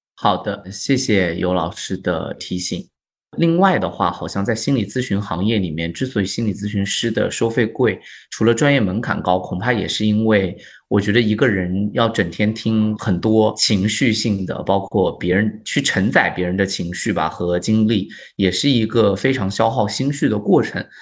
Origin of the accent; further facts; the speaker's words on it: China; 我们中国人